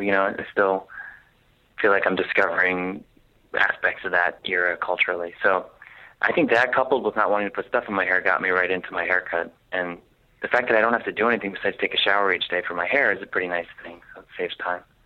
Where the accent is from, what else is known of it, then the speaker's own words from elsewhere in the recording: Jersey Shore, New Jersey, United States; moved away; And Jersey Shore is exactly where I'm from. It's not even like I'm from another part of the state. That is precisely where I grew up.